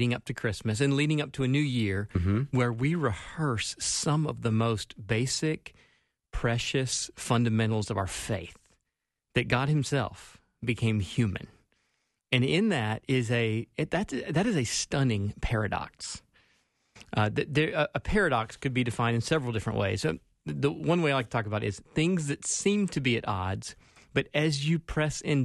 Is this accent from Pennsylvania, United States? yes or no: no; Spartanburg, South Carolina, United States; now in Twin Cities, United States; growing up in Spartanburg, South Carolina